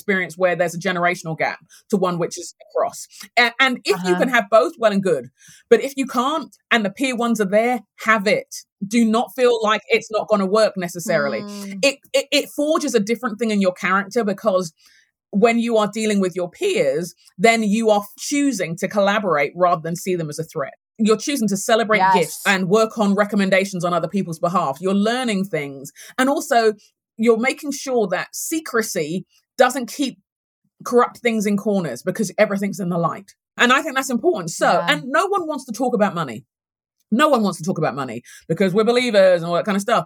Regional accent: London, United Kingdom; moved away as an adult; now in United States; I'm Nigerian heritage. I was born and raised in London, grew up in London in England

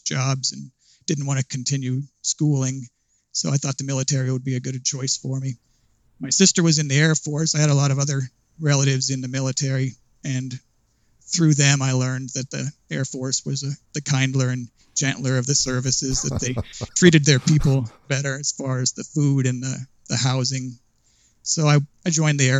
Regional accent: Port Orchard, Washington, United States; I was born and raised in Port Orchard, Washington, which is on the wet side of the state.

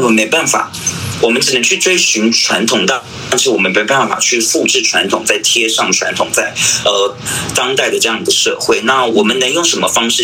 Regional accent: Yanping, Taitung County, Taiwan; also born or lived in Tainan / Taipei; 我是来自台东延平乡的布农族。对，然后我毕业于台南应用科技大学舞蹈系

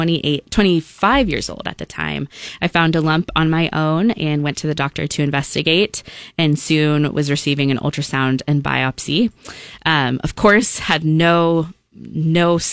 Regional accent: Lincoln, Nebraska, United States; moved away as an adult; also born or lived in Nashville, Tennessee; I grew up in Lincoln, Nebraska

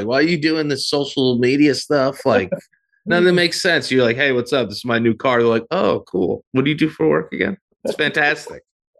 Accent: New York, United States; born there; I was born in America. I was born in New York.

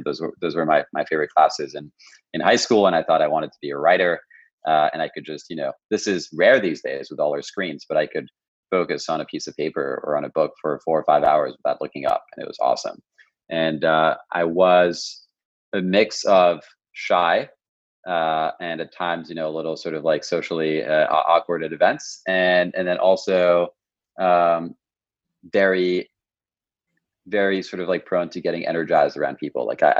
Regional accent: Paris, Île-de-France, France; English is a second language; I'm actually half French and I grew up in Paris.

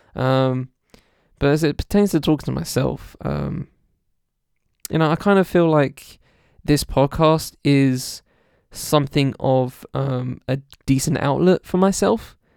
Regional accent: Essex, East of England, United Kingdom; also born or lived in London; I was born in London. I've lived in the Southeast Essex for the rest, a whole my life

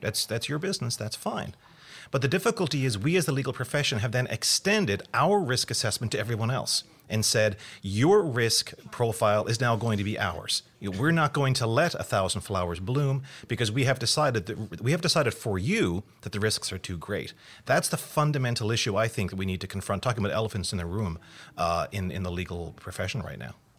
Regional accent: Canada; I am Canadian

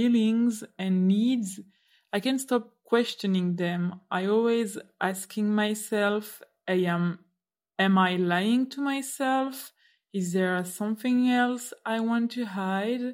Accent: Brussels, Brussels-Capital Region, Belgium; accent: French; first language French; English is a second language; I listen to you from Brussels, Belgium. I usually speak French

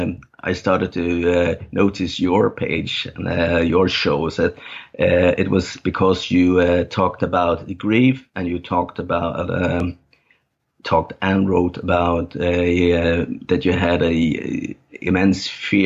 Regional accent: Denmark; first language Danish; English is a second language; I play songs and write lyrics in my native language, Danish. And it's also often songs about my upbringing and my childhood

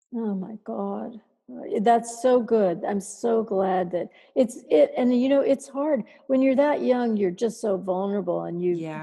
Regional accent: Dayton, Ohio, United States; moved away as an adult; now in New York, United States; I'm from Dayton, Ohio

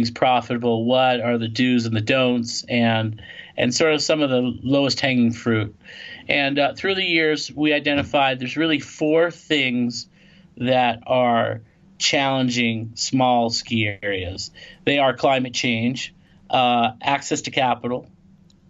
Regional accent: Los Angeles, California, United States; moved away as an adult; now in Lake Tahoe, United States; I grew up in Los Angeles

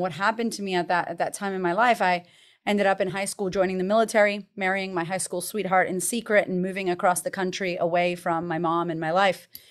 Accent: Boston, Massachusetts, United States; I grew up in America, in Boston, Massachusetts

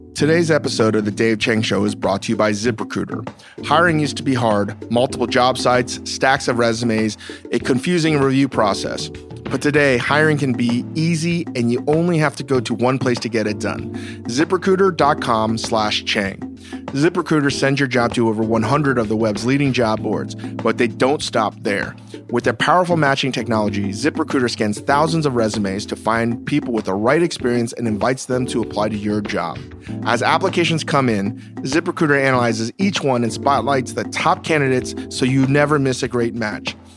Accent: Virginia, United States; As a Korean American growing up in Virginia

